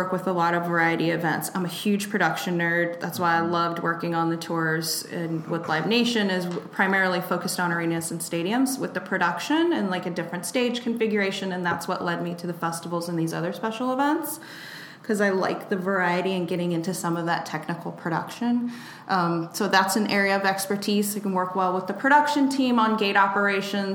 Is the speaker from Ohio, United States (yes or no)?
yes; Cleveland, Ohio, United States; I'm from Cleveland, Sioux Town